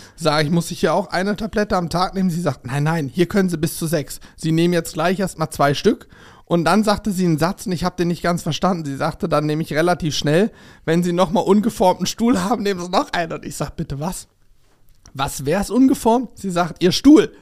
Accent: Germany; bei uns in Deutschland

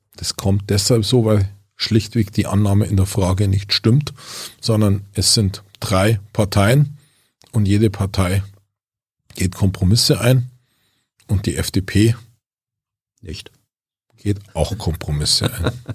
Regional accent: Germany

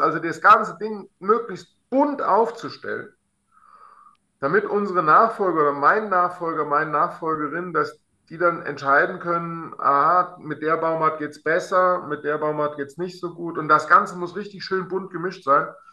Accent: Alsfeld, Hesse, Germany; in meiner Heimatstadt Alsfeld

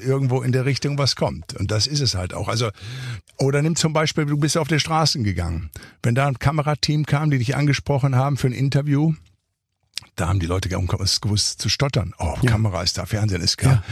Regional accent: Ruhr area, North Rhine-Westphalia, Germany; moved away as an adult; now in Santa Monica, United States; ich bin nun im Ruhrgebiet groß geworden

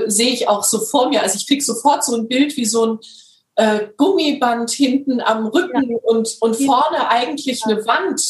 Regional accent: Germany; ich bin Deutsche

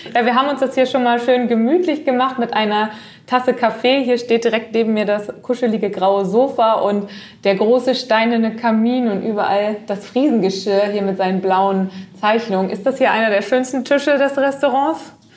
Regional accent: Schleswig-Holstein, Germany; ich gebürtige Schleswig-Holsteinerin bin

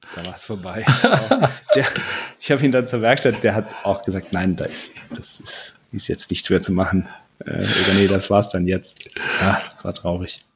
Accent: Saarland, Germany; moved away as an adult; also born or lived in Bruchsal; now in Munich, Germany; ich bin ein gebürtiger Saarländer, wohne jetzt äh, in München mit meiner Frau.

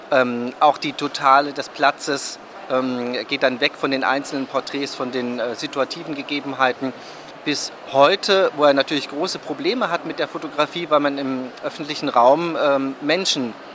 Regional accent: Berlin, Germany; moved away; als gebürtiger Berliner bin ich natürlich auch interessiert an Projekten meiner Heimat.

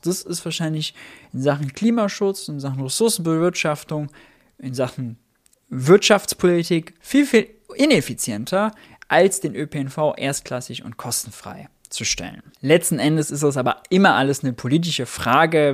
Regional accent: Mönchengladbach, North Rhine-Westphalia, Germany; ich komme aus München-Gladbach.

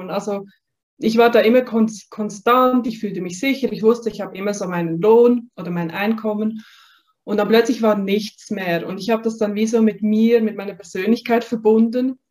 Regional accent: Basel, Basel-Stadt, Switzerland; also ich bin in Basel aufgewachsen, in der Region. Und ich hatte da immer so das Gefühl gehabt, dass da noch mehr auf mich wartet.

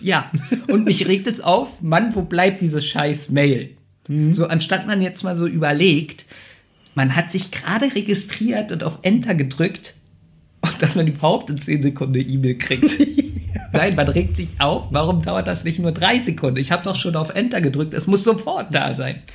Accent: Berlin, Germany; Ich bin ja in Neukölln aufgewachsen und ich wohne ja jetzt am Rande Berlins.

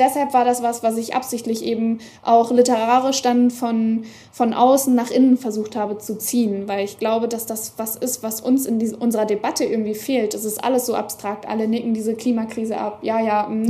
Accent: East Frisia, Lower Saxony, Germany; meiner Kindheit und meiner Jugend in Ostfriesland

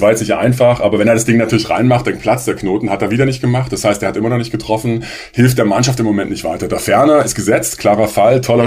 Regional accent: Dresden, Saxony, Germany; accent: Dresden dialect; als Dresdner leicht zu erkennen äh, aufgrund unseres Dialektes

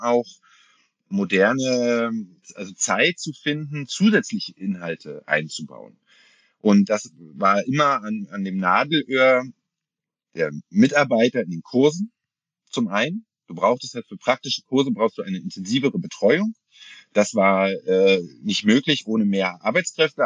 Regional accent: Berlin, Germany; ich komme aus Berlin bin hier geboren, habe hier studiert und wohne immer noch hier

